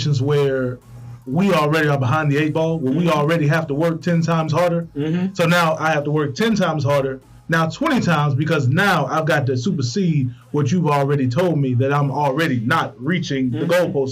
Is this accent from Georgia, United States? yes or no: yes; Hawkinsville, Georgia, United States; moved away; my hometown. It only has one freaking grocery store and $1 general